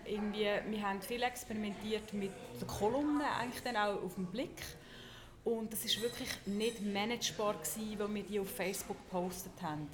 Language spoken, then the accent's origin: German; Zug, Switzerland; ich bin in Zug aufgewachsen